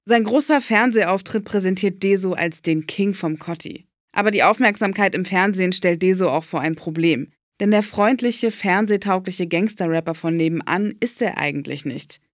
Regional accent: Berlin, Germany; Ich bin in Berlin geboren und aufgewachsen

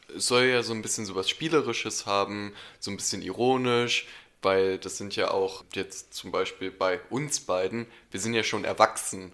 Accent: Berlin, Germany; ich bin in Berlin aufgewachsen

